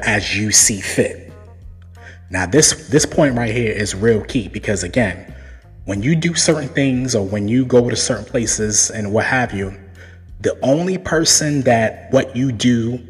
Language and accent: English; New York City, New York, United States; I was born and raised in Brooklyn, New York